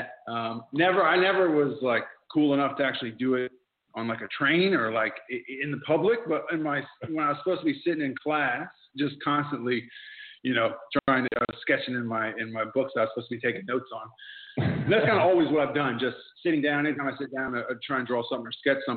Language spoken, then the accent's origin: English; Indiana, United States; accent: Indiana twang; moved away as an adult; now in Melbourne, Australia; growing up in Indiana